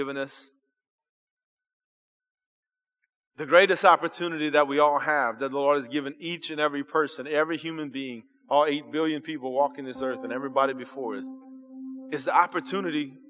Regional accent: South Louisiana, United States; I was born here in South Louisiana

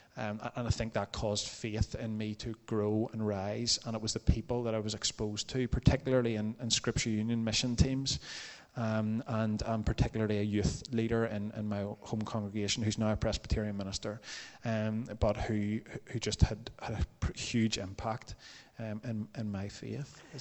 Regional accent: Templepatrick, Northern Ireland, United Kingdom; I grew up in Templepatrick

